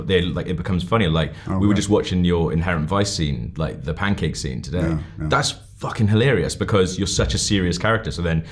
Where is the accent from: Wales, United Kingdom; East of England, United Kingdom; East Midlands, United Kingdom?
Wales, United Kingdom; I'm Welsh